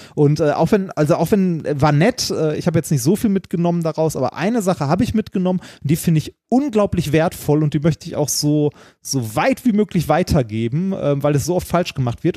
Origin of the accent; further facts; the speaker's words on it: Ruhr area, North Rhine-Westphalia, Germany; ich komme aus dem Ruhrgebiet